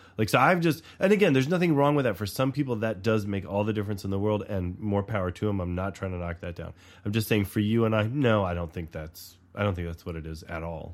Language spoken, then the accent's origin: English; the South, United States; moved away; I grew up in the South, too